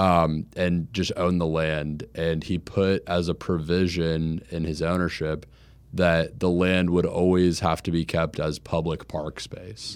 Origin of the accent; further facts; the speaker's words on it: Jacksonville, Florida, United States; growing up in Jacksonville